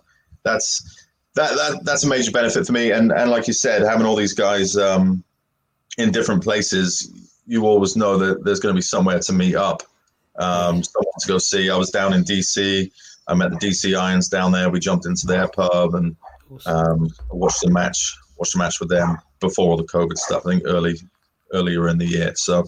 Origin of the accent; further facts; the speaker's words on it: Swindon, South West England, United Kingdom; Yeah, so I'm not from East London, as you might be able to tell from the accent anyway, but I'm from Swindon originally, so about an hour west of London for the Americans tuning